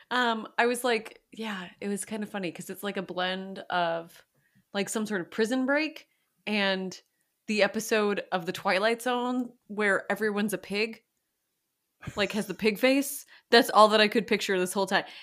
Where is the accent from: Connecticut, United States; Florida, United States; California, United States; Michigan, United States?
Florida, United States; Miami; I am originally from the East Coast. Oh, I'm from Miami, so that's weird.